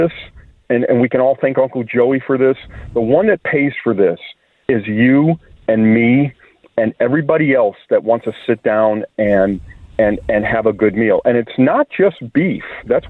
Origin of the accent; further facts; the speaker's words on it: Chicago, Illinois, United States; I grew up in the Chicago area